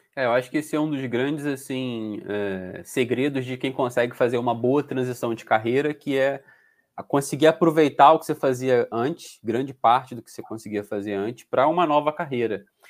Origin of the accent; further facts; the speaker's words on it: Rio de Janeiro, Brazil; moved away as an adult; now in Portugal; eu era do Rio de Janeiro